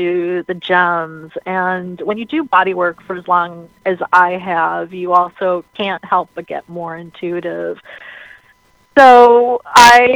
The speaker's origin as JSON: {"language": "English", "town": "Chicago", "region": "Illinois", "country": "United States", "tie": "born or raised there", "said": "I was born here in Chicago on Chicago's birthday, and I'm a twin"}